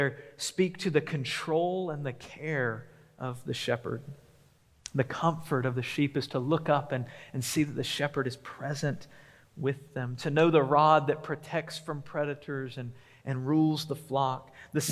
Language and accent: English; Memphis, Tennessee, United States; now in Huntsville, United States; growing up in Memphis